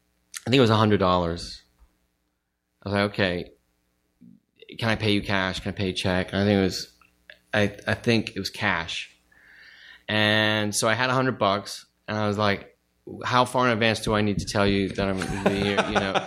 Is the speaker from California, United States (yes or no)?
yes; Studio City, California, United States; In Studio City.